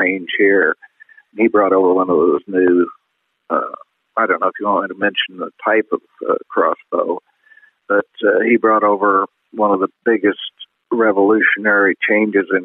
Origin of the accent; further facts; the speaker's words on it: Illinois, United States; moved away as an adult; also born or lived in Indiana / Montana; I grew up in Illinois and Indiana